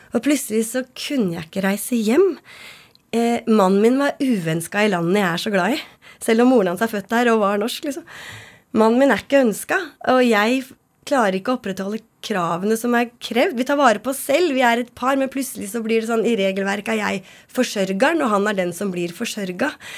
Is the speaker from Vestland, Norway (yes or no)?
no; Nes, Akershus, Norway; Jeg er fra Nes på Romerike.